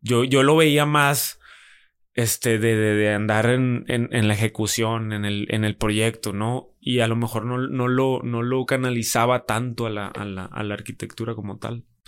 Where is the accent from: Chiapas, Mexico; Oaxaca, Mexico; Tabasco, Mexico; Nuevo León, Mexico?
Nuevo León, Mexico; Monterrey; Monterrey, nací aquí en Monterrey, en la ciudad de Monterrey.